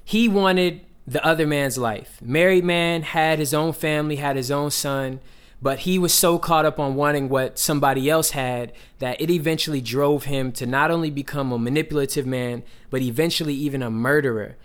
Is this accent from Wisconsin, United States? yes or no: no; Atlanta, Georgia, United States; moved away; one of the pastors that I grew up around back in Atlanta